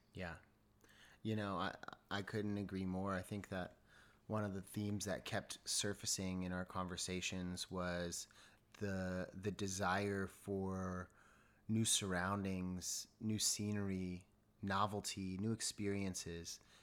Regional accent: San Diego, California, United States; also born or lived in Los Angeles; I'm born and raised in Southern California. Um, I'm from San Diego originally

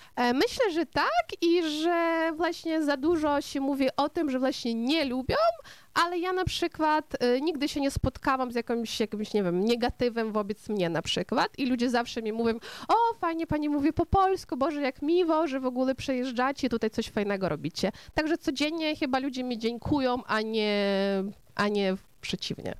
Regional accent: Kopychyntsi, Ternopil Oblast, Ukraine; first language Ukrainian; Polish is a second language; moved away as an adult; also born or lived in Dnipro, Ukraine; now in Warsaw, Poland; urodziłam się na Ukrainie Zachodniej, w małym miasteczku Kopyczyńcy, ale później studiowałam właśnie, pracowałam na Ukrainie Centralnej, w Dniepropietrowsku

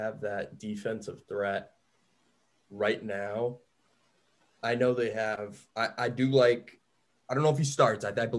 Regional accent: Indiana, United States; moved away; So as a kid, I was raised in Indiana for 10 years. I'm from there.

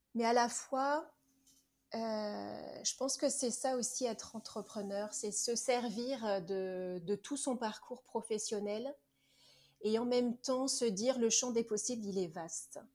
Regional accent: Nantes, Pays de la Loire, France; moved away; je suis nantaise. Donc euh, j'ai vécu 40 ans à Nantes

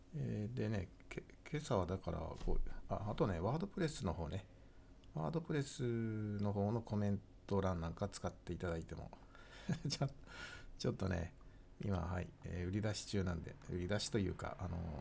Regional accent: Tohoku, Japan; now in Kanto, Japan; 私も東北の生まれだから、こっちに関東に入ってきてね

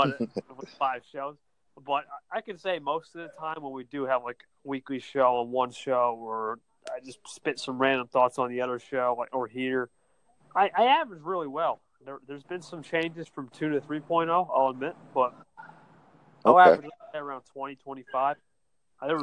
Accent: Ocean, New Jersey, United States; I'm from NJ, I'll say that much. I'm from Ocean

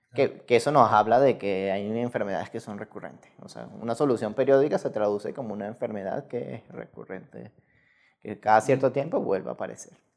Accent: Lara, Venezuela; moved away as an adult; now in Mexico; soy venezolano, este, nací en Venezuela ya hace algunos añitos ya

